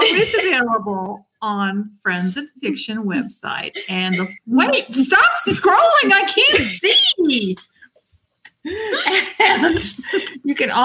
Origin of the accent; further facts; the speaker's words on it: St. Petersburg, Florida, United States; my hometown, St. Pete